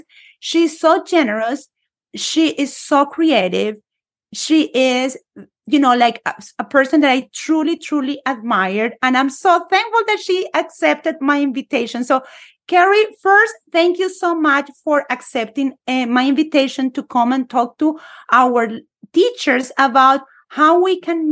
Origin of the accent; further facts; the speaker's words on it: Colombia; moved away; a Spanish teacher born and raised in Colombia